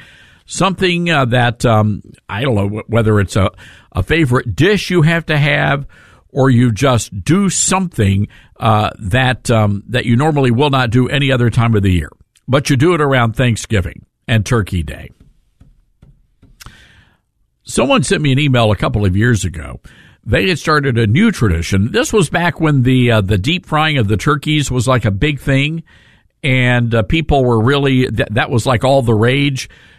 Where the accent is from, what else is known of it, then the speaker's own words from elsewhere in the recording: the South, United States; growing up in the South